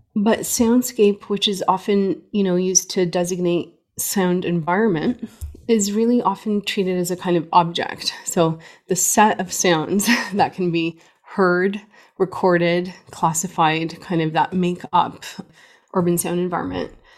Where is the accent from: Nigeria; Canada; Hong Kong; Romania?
Canada; also born or lived in Beirut, Lebanon; I grew up in Canada, born in Beirut, Lebanon, uh, to Armenian parents